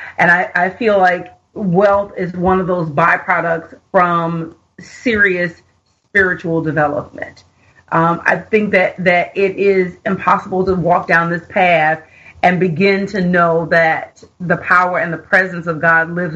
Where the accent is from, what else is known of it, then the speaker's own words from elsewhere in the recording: Houston, Texas, United States; moved away as an adult; also born or lived in Philadelphia; now in Los Angeles, United States; I am originally from Houston, Texas